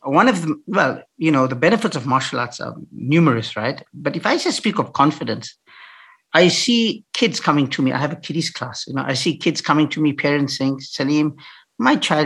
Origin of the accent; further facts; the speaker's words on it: Piet Retief, Mpumalanga, South Africa; when I grew up in Pietretief, a little farm, little dorp in the Eastern Transvaal, I grew up there